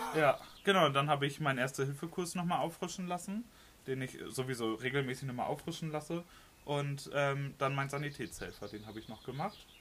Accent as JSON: {"language": "German", "area": "Lemwerder", "region": "Lower Saxony", "country": "Germany", "said": "ich bin 22 Jahre alt und komme aus Limberda"}